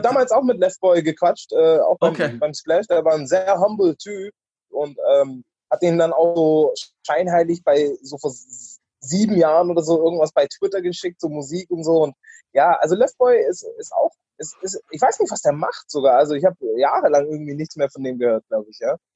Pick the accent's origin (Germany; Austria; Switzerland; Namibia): Germany; Stuttgart, Baden-Württemberg; also born or lived in North Carolina, United States; now in Berlin, Germany; ich bin ja in Stuttgart groß geworden